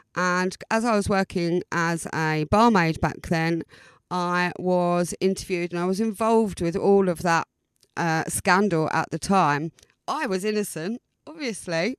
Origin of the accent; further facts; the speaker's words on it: Southend-on-Sea, East of England, United Kingdom; moved away as an adult; now in Brighton, United Kingdom; original Essex girl, born and bred in South Endonsee